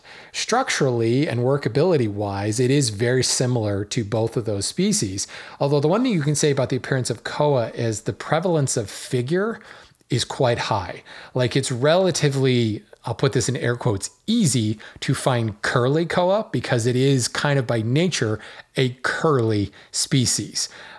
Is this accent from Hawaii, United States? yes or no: yes; Hawaii, United States; Folks who don't know, I grew up in Hawaii. Well, I grew up a lot of places, an Air Force brat, but I spent some formative years in Hawaii.